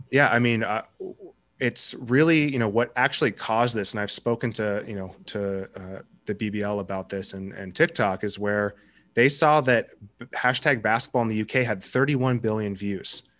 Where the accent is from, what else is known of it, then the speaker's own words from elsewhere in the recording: Seattle, Washington, United States; I'm from Seattle